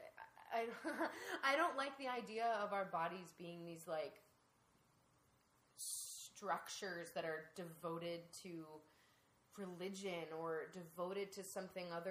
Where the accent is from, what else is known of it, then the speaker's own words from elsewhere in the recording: Ohio, United States; I grew up in Ohio